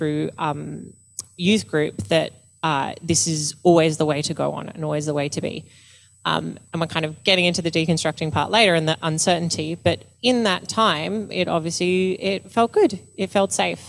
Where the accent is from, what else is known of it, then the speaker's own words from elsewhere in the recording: Blue Mountains, New South Wales, Australia; Growing up in the Blue Mountains